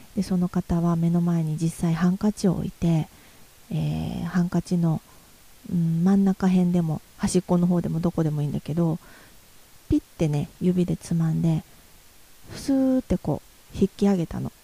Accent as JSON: {"language": "Japanese", "region": "Yamaguchi", "country": "Japan", "tie": "born or raised there", "also_born_or_lived": "Tokyo / Nagoya", "moved": "as an adult", "said": "私のふるさとである山口県"}